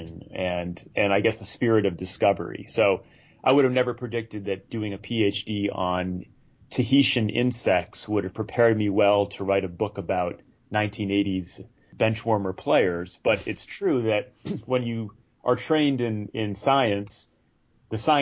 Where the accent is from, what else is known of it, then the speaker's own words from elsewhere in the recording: Rhode Island, United States; moved away as an adult; also born or lived in North Carolina / Santa Barbara, California / Los Angeles, California; now in Bay Area, United States; I grew up in Rhode Island, in a small town in a small state